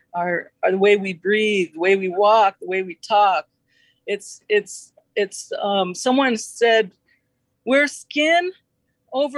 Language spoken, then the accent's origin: English; Southwest, United States; I'm a Chicana from the Southwest